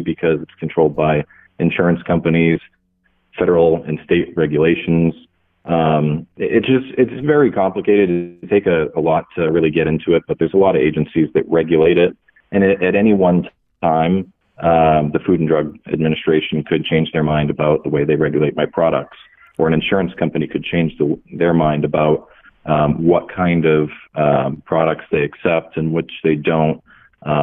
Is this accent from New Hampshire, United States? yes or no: yes; New Hampshire, United States; I'm from New Hampshire